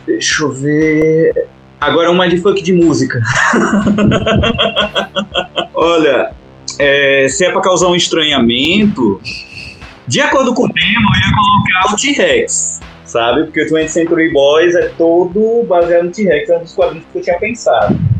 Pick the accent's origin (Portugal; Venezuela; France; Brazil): Brazil; Natal, Rio Grande do Norte; eu nasci aqui em Natal